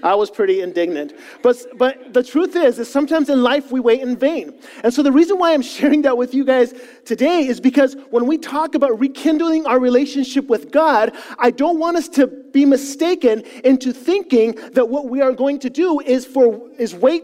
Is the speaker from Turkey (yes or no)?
no; Chile; moved away; Now, I grew up in South America